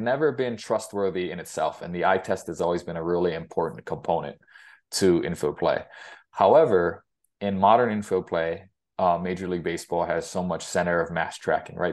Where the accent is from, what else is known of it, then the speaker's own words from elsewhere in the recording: Hilo, Hawaii, United States; moved away as an adult; also born or lived in Greeley, Colorado; now in Fort Collins, United States; I grew up in Gila, Hawaii